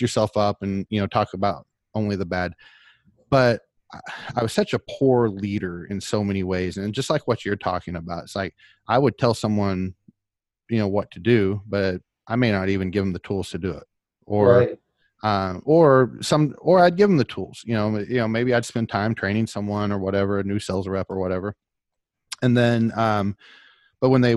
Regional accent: Oklahoma, United States; I'm from Oklahoma

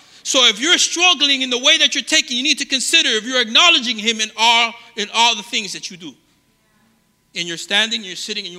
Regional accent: Colombia; born there; I was born in Colombia. I know it doesn't look like it. It always surprises people when we're talking.

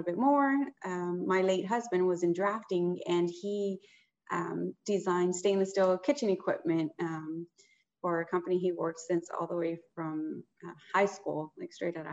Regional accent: Houston, Texas, United States; I'm born and raised in Houston, Texas

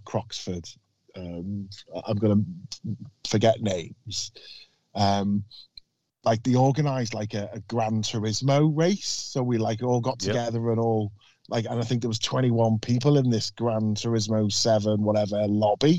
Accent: Liverpool, North West England, United Kingdom; accent: Scouse; I'm from Liverpool.

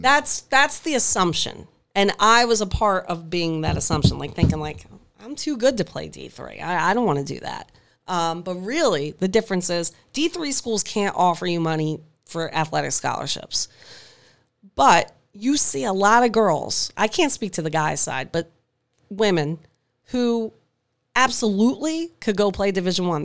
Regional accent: Hammonton, New Jersey, United States; also born or lived in Mays Landing

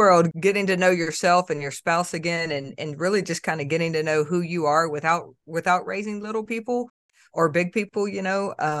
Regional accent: Florida, United States; now in Clarksville, United States; I am originally from Florida. I am a transplant to Clarksville by way of the U.S. Army.

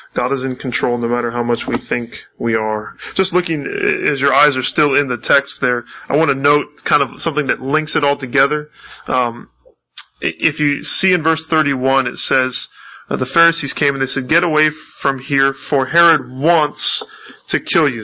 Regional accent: North Canton, Ohio, United States; I was born and raised in North Canton, Ohio

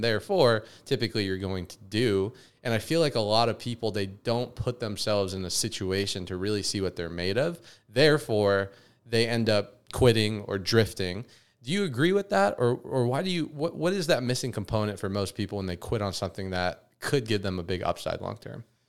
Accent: Las Vegas, Nevada, United States; growing up in Vegas

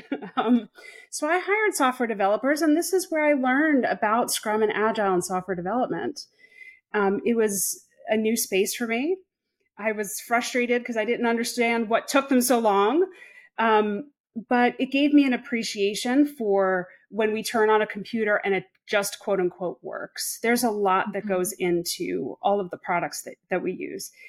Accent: Long Island, New York, United States; now in Charlotte, United States; I'm originally from Long Island, New York. And maybe this may not mean anything to you, but for those in the States, people typically don't know that because I don't have the traditional New York accent.

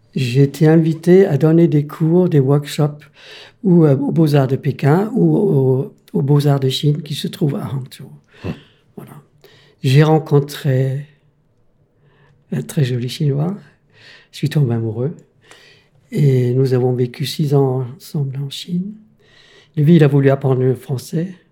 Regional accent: Denmark; French is a second language; moved away as an adult; now in France; je suis né au Danemark, mais je suis européen

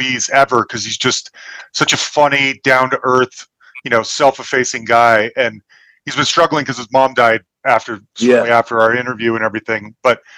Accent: United States; being an American

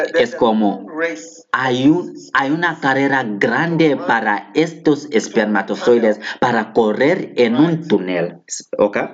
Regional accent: Ghana; Yo, yo vine de Ghana, yo soy de Ghana

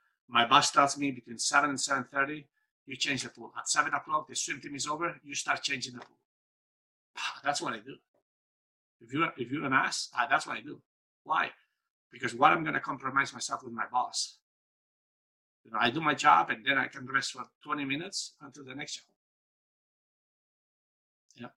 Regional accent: Spain; growing up in Spain, in a dictatorship

